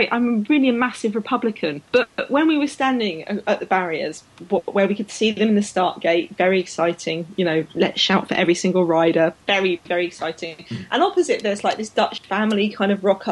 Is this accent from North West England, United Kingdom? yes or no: no; London, United Kingdom; moved away; I grew up in London. It's like a city, obviously I know it really well. Well, it's my hometown